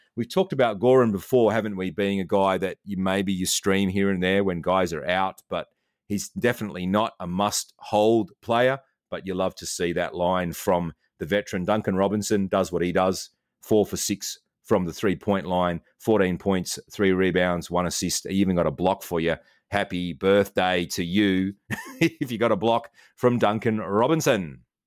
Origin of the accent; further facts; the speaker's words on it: Australia; I'm Australian.